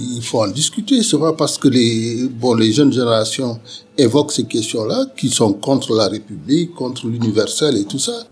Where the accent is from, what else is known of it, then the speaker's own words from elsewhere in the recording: Senegal; moved away as an adult; now in Bordeaux, France; je suis originaire du Sénégal. Je suis arrivé à Bordeaux euh, en 1974